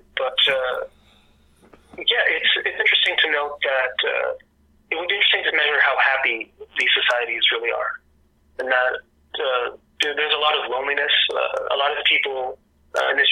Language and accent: English; Canada; English is a second language; also born or lived in Morocco; I am Canadian, but also I'm French Canadian and Moroccan